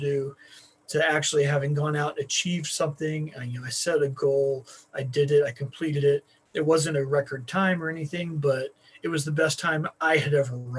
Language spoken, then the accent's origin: English; Beaver, Oklahoma, United States; born there; I was born in the panhandle of Oklahoma, in a little town called Beaver, which, even though it's a little town, it is still the capital of something for the world